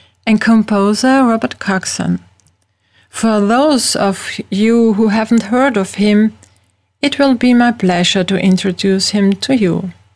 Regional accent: Vienna, Austria; first language German; English is a second language; I'm from Vienna, the capital of Austria

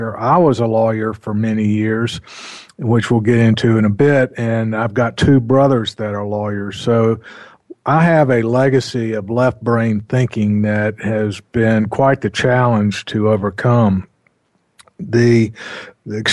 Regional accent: North Carolina, United States; I grew up in North Carolina

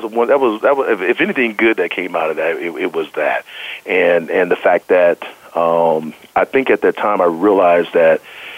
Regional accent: Denver, Colorado, United States; The one thing I did like about it was the fact that, of course, I'm from Denver, right?

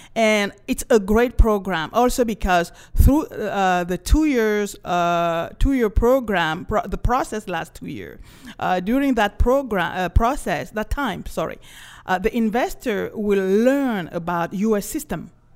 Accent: Cameroon; also born or lived in France; now in Los Angeles, United States; I was, uh, born and raised in Cameroon

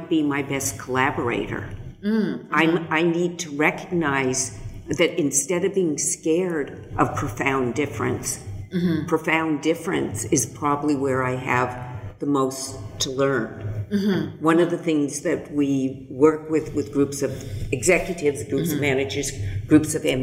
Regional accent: California, United States; I was born in California. I was born in a very privileged part of the world.

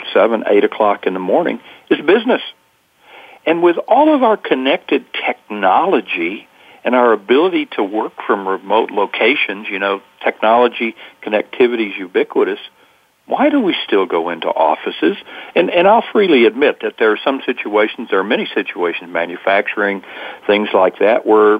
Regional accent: United States; being an American

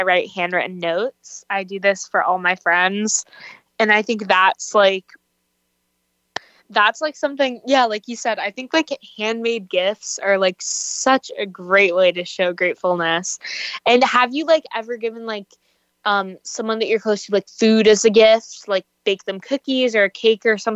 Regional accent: Virginia, United States; moved away; I'm from Virginia

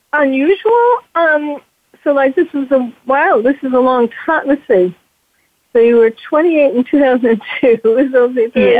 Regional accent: New York, United States; I'm from New York.

